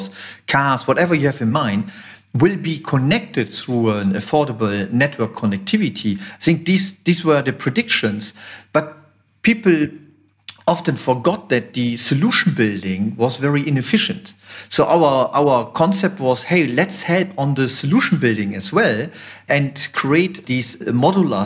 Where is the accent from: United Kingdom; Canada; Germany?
Germany; Düsseldorf, North Rhine-Westphalia; we relocated to Düsseldorf, and that is because of, you know, that's my hometown.